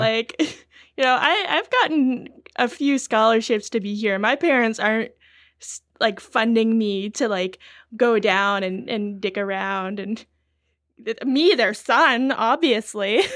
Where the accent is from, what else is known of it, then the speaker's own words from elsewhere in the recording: British Columbia, Canada; From BC